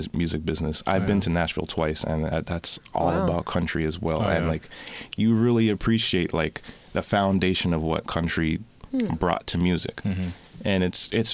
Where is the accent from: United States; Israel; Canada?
Canada; Toronto, Ontario; I am from Scarborough. I've been there all my life. I started off in Markham and Eglinton.